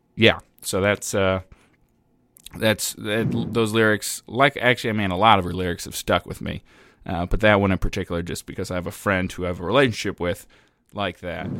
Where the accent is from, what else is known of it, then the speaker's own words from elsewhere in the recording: Ireland; as an Irishman